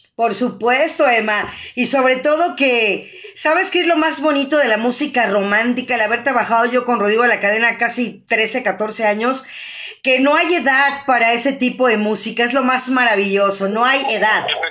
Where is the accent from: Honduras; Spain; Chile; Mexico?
Mexico; como mexicanos